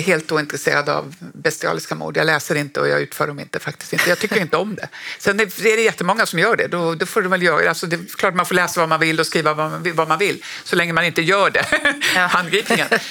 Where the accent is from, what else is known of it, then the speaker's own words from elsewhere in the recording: Norrbotten County, Sweden; jag är ju också från Norrbotten